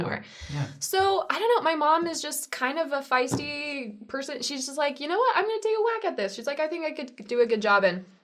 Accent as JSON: {"language": "English", "town": "Holbrook", "region": "Arizona", "country": "United States", "said": "I'm from Holbrook, Arizona"}